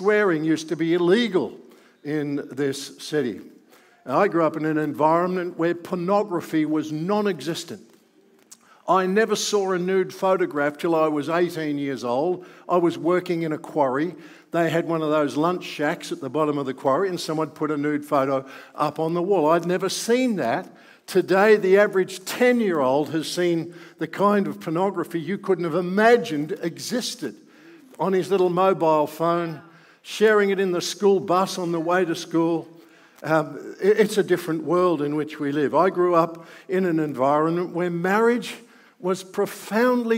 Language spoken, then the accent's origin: English; Melbourne, Victoria, Australia; I grew up in Melbourne. I've never lived anywhere else other than in Melbourne